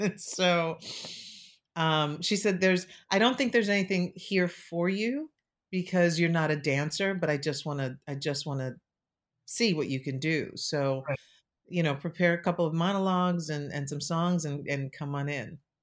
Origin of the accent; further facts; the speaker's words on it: New York City, New York, United States; I grew up in New York City